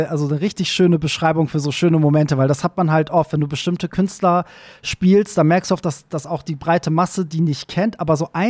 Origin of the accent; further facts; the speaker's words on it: Iran; now in Germany; so, ich als Perser, weißt du so, mach einen Truck und fahre durch diese Stadt, während in meiner, in meiner Heimat würde man mich dafür öffentlich erschießen wahrscheinlich